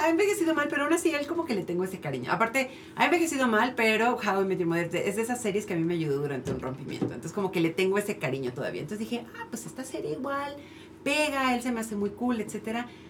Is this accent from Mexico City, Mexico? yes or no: yes; Mexico City, Mexico; yo que crecí en Iztapalapa